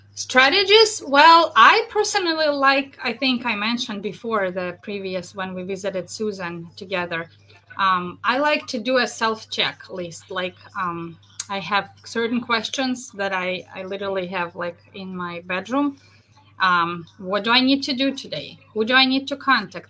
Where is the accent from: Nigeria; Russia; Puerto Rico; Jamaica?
Russia; moved away as an adult; also born or lived in central New York; now in New York, United States; Originally, I'm from Russia.